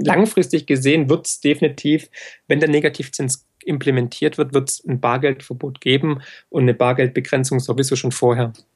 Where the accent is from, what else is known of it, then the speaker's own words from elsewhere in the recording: Swabia, Baden-Württemberg, Germany; für mich als Schwabe und als Ökonom